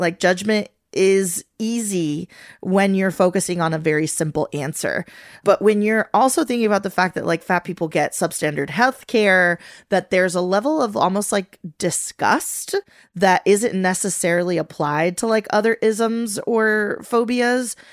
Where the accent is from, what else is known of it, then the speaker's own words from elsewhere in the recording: Venezuela; moved away; growing up in Venezuela, my favorite telenovela growing up was called Mi Gorda Bella